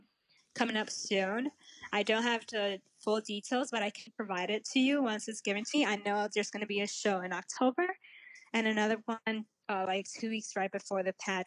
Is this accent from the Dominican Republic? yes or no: yes; Dominican Republic; also born or lived in Passaic, New Jersey; now in Garfield, United States; I was born in Dominican Republic.